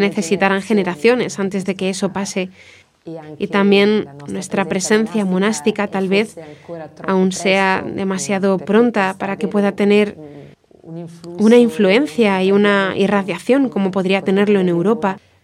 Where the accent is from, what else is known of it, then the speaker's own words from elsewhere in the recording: Genoa, Liguria, Italy; moved away as an adult; also born or lived in Vitorchiano; now in Muanda, Democratic Republic of the Congo; Soy originaria de Génova